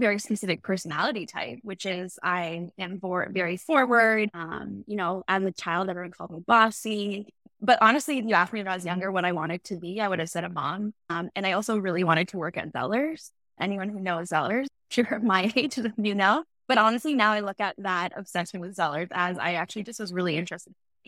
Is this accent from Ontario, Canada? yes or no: yes; Aurora, Ontario, Canada; I grew up in Aurora, Ontario, small town. Now it's quite big, but at the time, really small town. I went to French immersion